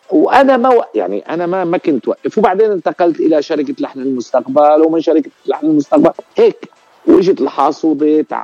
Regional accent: Al-Zaytuni, Ras al-Basit, Latakia Governorate, Syria; في قرية اسمها رأس البسيط المنطقة منطقة رأس البسيط

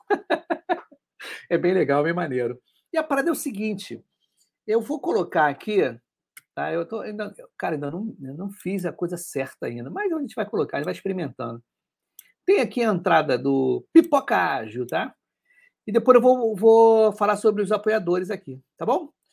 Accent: Rio de Janeiro, Brazil; do podcast Podcast com você, o primeiro podcast carioca falando sobre agilidade

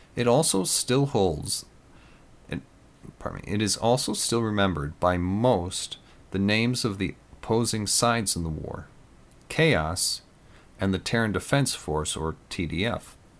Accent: Green Bay, Wisconsin, United States; I grew up in and around Green Bay.

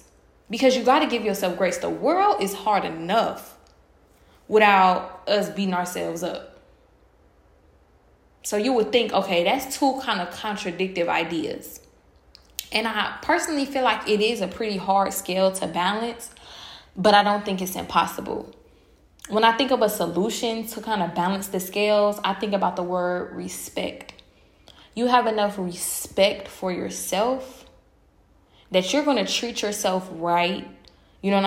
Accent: Milwaukee, Wisconsin, United States; moved away as an adult; I do like living outside of my hometown

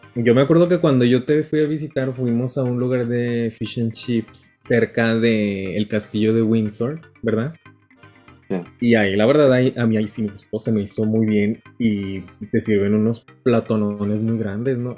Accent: Mexico; now in Japan; Como mexicano en Japón

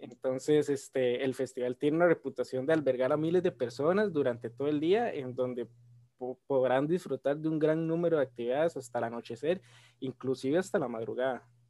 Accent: Costa Rica

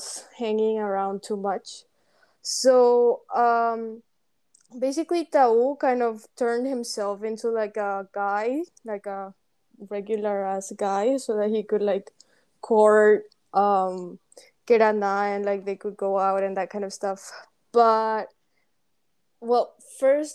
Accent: Paraguay; English is a second language; moved away as an adult; we are both from Paraguay, and we've been friends for over 8 years now. We met in high school

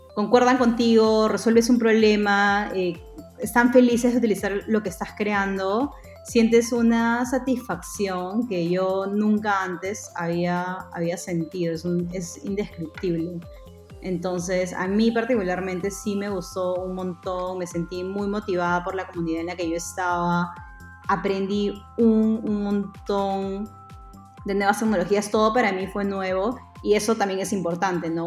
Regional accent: Piura, Peru; moved away as an adult; also born or lived in Lima, Peru / San Francisco, United States; yo soy eh, de Piura, eh, en Perú

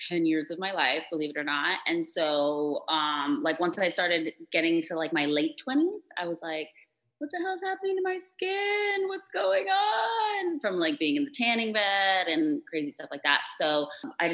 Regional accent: Florida, United States; also born or lived in Chula Vista, California / San Diego, California; I was born in San Diego, California, so like Chula Vista area. And my parents moved to Florida. My parents were both born in Mexico, so I'm like a proud Mexican. And my parents moved us to Florida when I was 3. So I'm pretty much a Florida girl for sure.

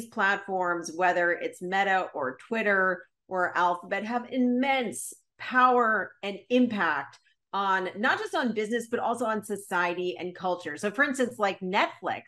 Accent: Los Angeles, California, United States; I grew up in Los Angeles

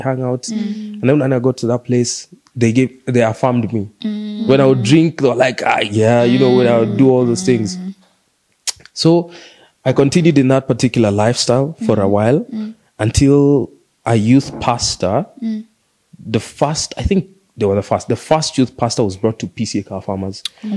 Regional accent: Mombasa, Mombasa County, Kenya; moved away; also born or lived in Nairobi; I grew up in Mombasa, and then we moved to Nairobi in 1998.

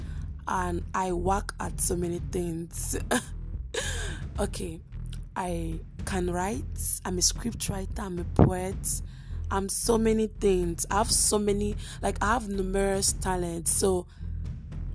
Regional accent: Imo, Nigeria; I'm from Nigeria. And most importantly, I'm from Imo State, the best state in the eastern part of Nigeria

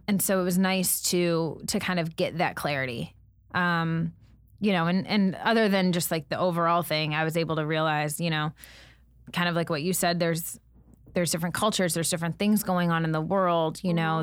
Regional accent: United States; I'm an American

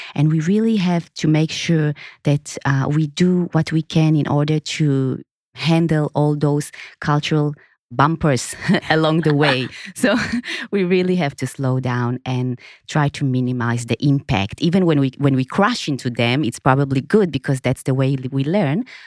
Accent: Israel; moved away as an adult; now in Singapore; I was born in Israel, and in two thousand and seven, when I moved to Singapore

